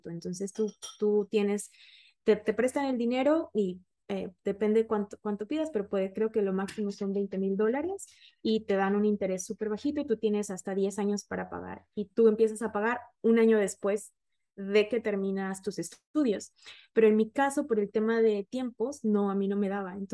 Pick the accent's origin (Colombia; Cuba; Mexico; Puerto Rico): Mexico; Mexico City; como les dije, yo soy de la Ciudad de México y en México trabajé para muchos startups de tecnología.